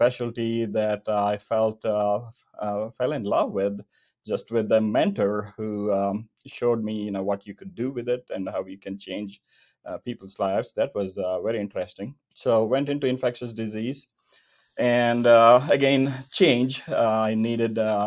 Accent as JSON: {"language": "English", "region": "rural southern India", "country": "India", "tie": "born or raised there", "moved": "as an adult", "lives_now": "Kansas City, United States", "said": "I was born and brought up in rural southern India in a lower middle class family."}